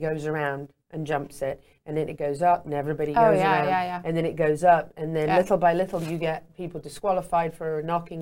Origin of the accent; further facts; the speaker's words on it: Meriden, West Midlands, United Kingdom; growing up in England, in Meriden at Walsh Hall, we had an apple orchard